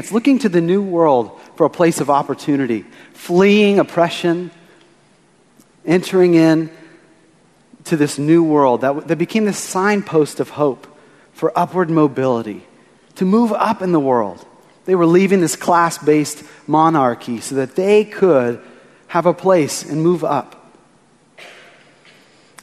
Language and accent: English; Austin, Texas, United States; moved away as an adult; It's been almost a year that I've been back in Austin. I grew up here. This is my hometown